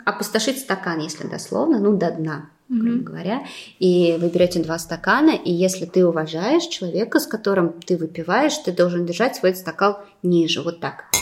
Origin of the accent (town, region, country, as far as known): Moscow, Russia; moved away as an adult; also born or lived in China / Weihai, China; now in Limassol, Cyprus